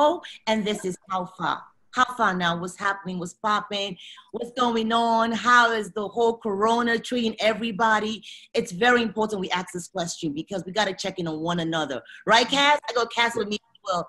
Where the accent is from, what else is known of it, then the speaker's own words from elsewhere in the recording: United Kingdom; You all know I'm British.